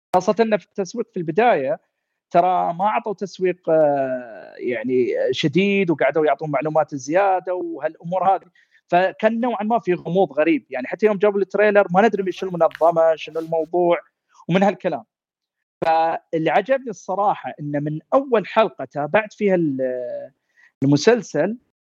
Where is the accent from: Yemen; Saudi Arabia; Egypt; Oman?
Saudi Arabia; إحنا كعائلة سعودية